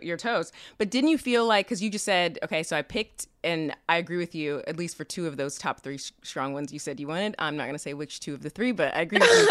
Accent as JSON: {"language": "English", "town": "Kansas City", "country": "United States", "said": "we're both from Kansas City"}